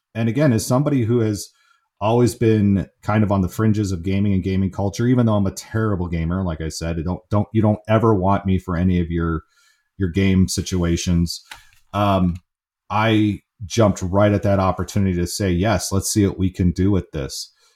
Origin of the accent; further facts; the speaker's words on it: San Francisco, California, United States; I grew up in the San Francisco area